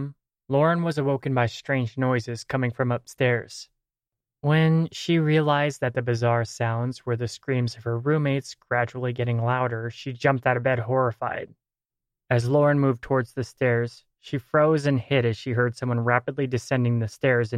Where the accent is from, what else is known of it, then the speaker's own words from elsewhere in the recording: Napa, California, United States; my hometown. Napa Valley, California